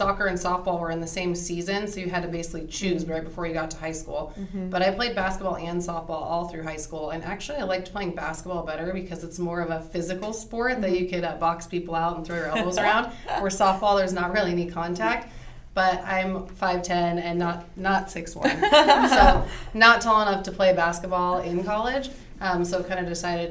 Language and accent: English; Shingle Springs, California, United States; I grew up in Shingle Springs, where Max Preps used to be, and went to Ponderosa High School